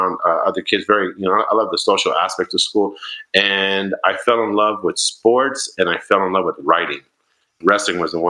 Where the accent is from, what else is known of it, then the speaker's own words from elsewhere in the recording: Yuma, Arizona, United States; moved away as an adult; also born or lived in San Jose, California; I grew up in Yuma, Arizona